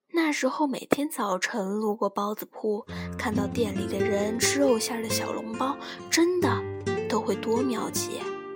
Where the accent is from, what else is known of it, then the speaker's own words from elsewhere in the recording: western Hubei, China; moved away as an adult; now in Beijing, China; 我家虽居内陆小县城，但米缸里永远都是我妈从东北运回来的香喷喷的大米